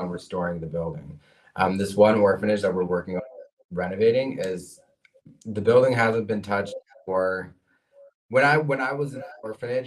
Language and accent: English; Lviv, Lviv Oblast, Ukraine; moved away; I was born in Ukraine, but I have a U.S. passport